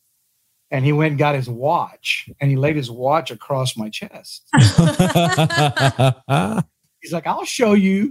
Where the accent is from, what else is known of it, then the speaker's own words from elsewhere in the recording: South Texas, United States; I grew up in South Texas